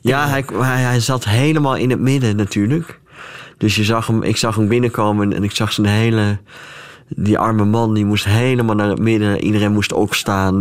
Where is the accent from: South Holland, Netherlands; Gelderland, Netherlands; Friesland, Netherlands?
Friesland, Netherlands; ik kom uit Friesland